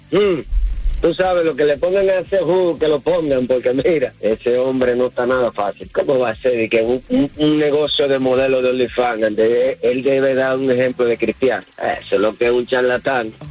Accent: Dominican Republic; Mira, yo soy dominicano y te voy a decir algo.

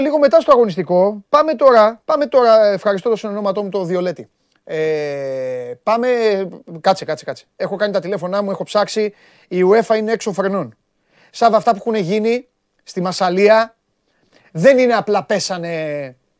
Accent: Greece; ως Έλληνας

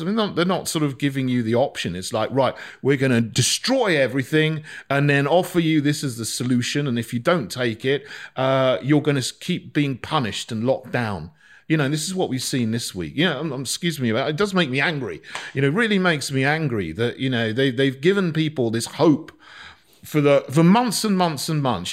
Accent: Barnham, South East England, United Kingdom; moved away as an adult; also born or lived in St Andrews; I grew up in a village called Barnham, which is near Bognor Regis

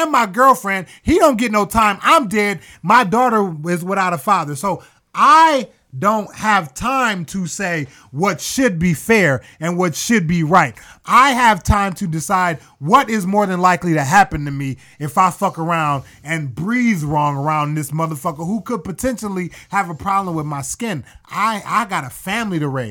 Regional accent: Toledo, Ohio, United States; I'm from Toledo, and south side of Toledo is a really, I mean, it's a bad neighborhood

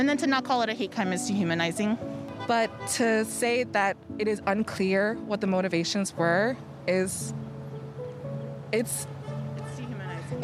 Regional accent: San Francisco Bay Area, California, United States; born or raised there; now in Atlanta, United States

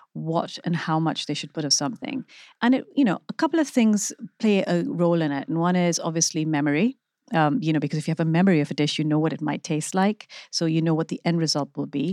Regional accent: Pakistan; moved away as an adult; also born or lived in London; now in United Kingdom; growing up in Pakistan

